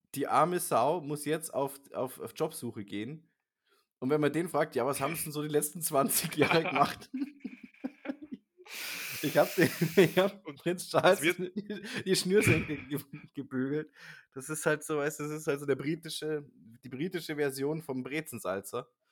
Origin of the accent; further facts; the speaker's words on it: Germany; als Deutscher